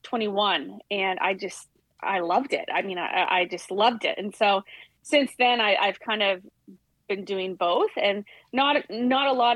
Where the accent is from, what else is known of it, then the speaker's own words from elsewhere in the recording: way up north in BC, British Columbia, Canada; also born or lived in Missouri; Went back home to Canada